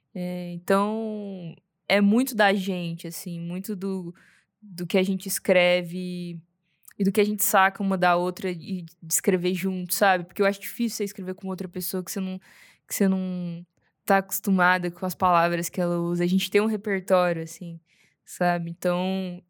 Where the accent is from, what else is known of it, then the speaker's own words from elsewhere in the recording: Goiânia, Goiás, Brazil; Eu sou, sou de Goiânia, nascido criada, bicho do mato